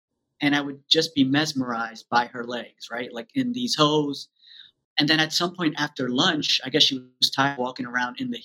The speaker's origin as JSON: {"language": "English", "region": "New York", "country": "United States", "tie": "born or raised there", "said": "I grew up in New York, born and raised"}